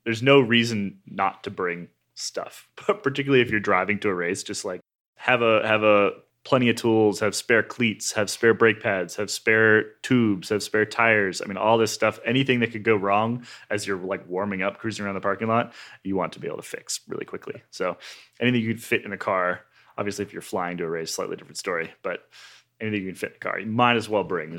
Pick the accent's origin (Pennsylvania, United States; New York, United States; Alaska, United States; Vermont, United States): Vermont, United States; Burlington; Quite Vermont, yeah. Not helped by growing up in Burlington, Vermont.